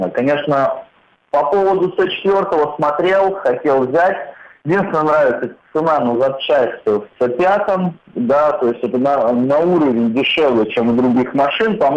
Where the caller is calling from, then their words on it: Saint Petersburg, Russia; Я из Санкт-Петербурга.